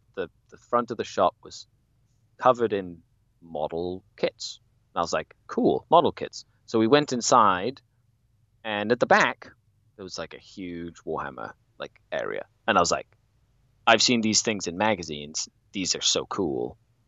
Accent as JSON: {"language": "English", "town": "Cuernavaca", "region": "Morelos", "country": "Mexico", "tie": "born or raised there", "moved": "as an adult", "lives_now": "Canada", "said": "I was born and raised in Mexico, in a place called Cuernavaca, Morelos, which is south of Mexico City. And I bounced around quite a few places in Mexico while I was growing up."}